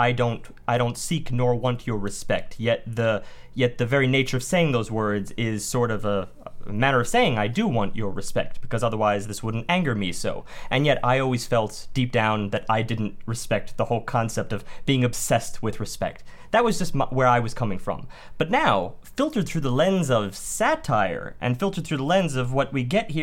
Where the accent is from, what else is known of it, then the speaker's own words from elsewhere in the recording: New York City, New York, United States; growing up in Staten Island